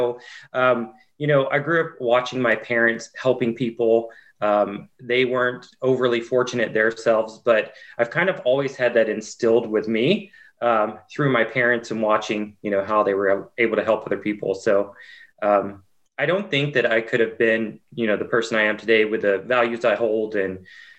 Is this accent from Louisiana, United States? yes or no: no; Waverly, Tennessee, United States; accent: country accent; Actually, I grew up a little west of Nashville in a little tiny town called Waverly, Tennessee. So tried tremendously hard to drop my country accent. Some say I still have it, but yeah, from a very small town.